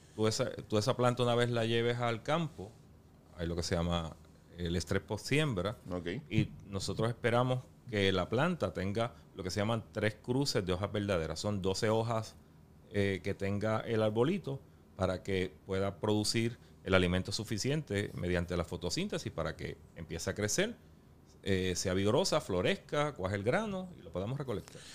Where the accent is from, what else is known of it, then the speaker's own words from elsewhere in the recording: Yauco, Puerto Rico; los caficultores que producen y procesan ese café, pues, son de mi pueblo natal